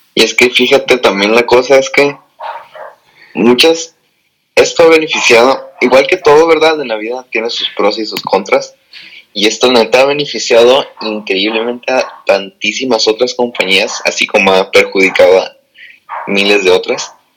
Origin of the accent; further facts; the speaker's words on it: Tijuana, Baja California, Mexico; moved away as an adult; also born or lived in National City, California / San Diego; now in United States; yo soy de, de San Diego, bueno, nací en National City, pero toda la vida he en Tijuana